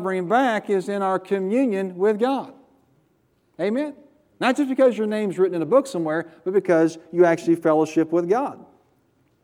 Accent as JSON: {"language": "English", "country": "United States", "said": "I'm an American"}